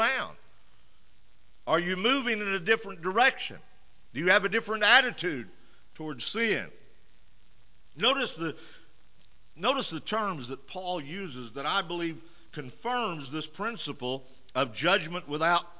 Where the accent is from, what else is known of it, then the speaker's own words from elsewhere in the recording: United States; As Americans